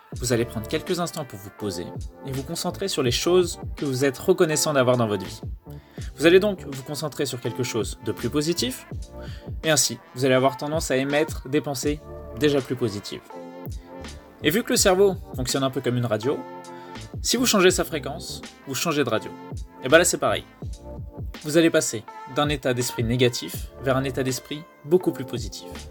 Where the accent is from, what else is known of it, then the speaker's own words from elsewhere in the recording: France; on est français